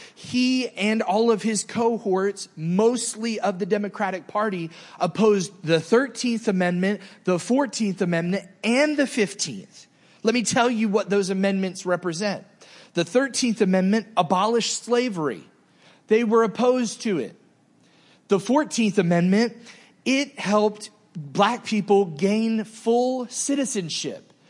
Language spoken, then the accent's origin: English; the South, United States; moved away; also born or lived in New Jersey; I grew up in the South